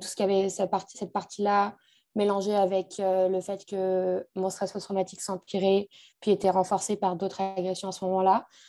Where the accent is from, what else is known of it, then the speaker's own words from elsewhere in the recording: France; moved away as an adult; also born or lived in Montreal; je suis française